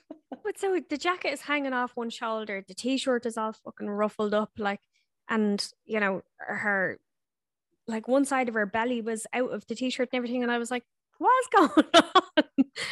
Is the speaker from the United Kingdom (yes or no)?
no; Ireland; moved away as an adult; now in New Zealand; when I was growing up in Ireland